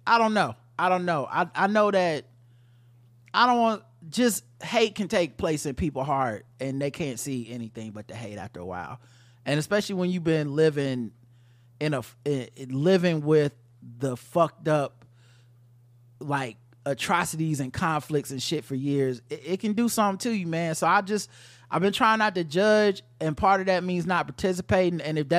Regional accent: Israel; As you guys may or may not have remembered, I grew up in Israel, served in the IDF, and prior to my service, I actually worked at the cement plant

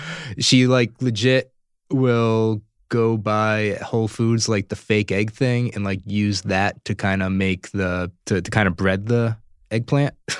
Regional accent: Providence, Rhode Island, United States; moved away as an adult; now in Los Angeles, United States; I'm originally from Providence, Rhode Island

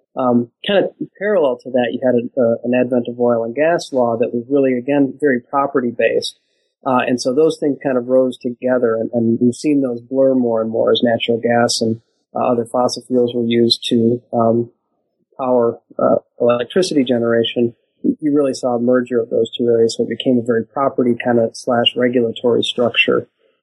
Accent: Michigan, United States; also born or lived in Washington, D.C.; I grew up in Michigan, was born and raised there, went to college in a few places around the country and graduated from Michigan State University

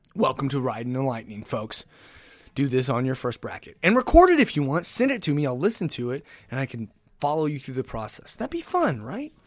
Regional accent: Oklahoma, United States

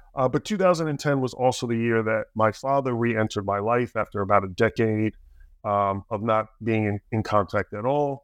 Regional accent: New Jersey, United States; I grew up in Jersey, a little bit south

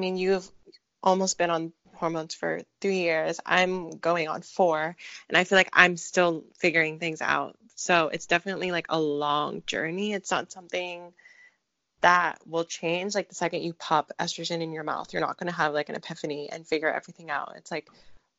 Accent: Philippines; I am Filipino

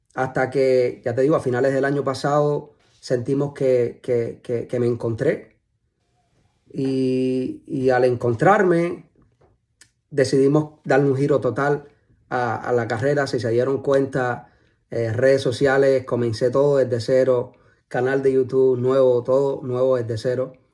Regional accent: Cuba; moved away as an adult; now in United States; es un chamaquito eh, de Cuba, que nació en Cuba. Eh, me crié en Cuba hasta los 20 y algo.

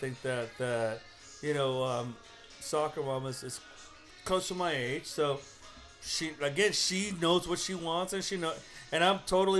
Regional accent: Los Angeles, California, United States; I was born in East LA and she was actually born in her home country, it should be the other way around. And I know that I speak Spanish pretty well.

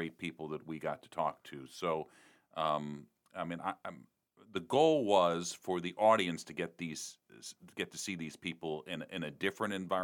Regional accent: Chicago, Illinois, United States; I grew up in Chicago

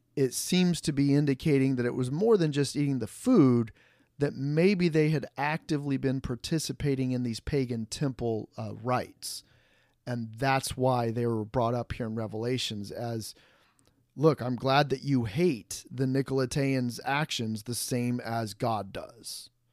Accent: Fort Wayne, Indiana, United States; moved away; my pastor where I grew up back in the Fort Wayne, Indiana

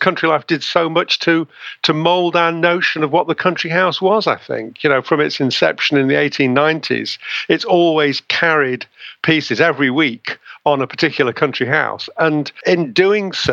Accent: Derbyshire, East Midlands, United Kingdom; I was raised in Derbyshire

